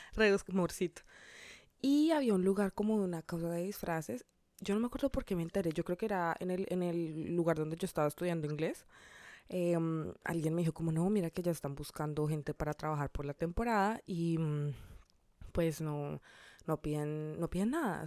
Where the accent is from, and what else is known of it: Colombia; now in Miami, United States